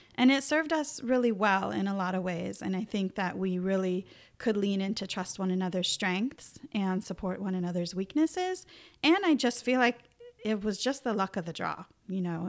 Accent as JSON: {"language": "English", "area": "Northern Mendocino", "region": "Northern California", "country": "United States", "tie": "born or raised there", "also_born_or_lived": "San Diego, United States / Arcata, United States", "said": "I had come up to Northern California, which is where I'm from. Originally, I was born in Northern Mendocino"}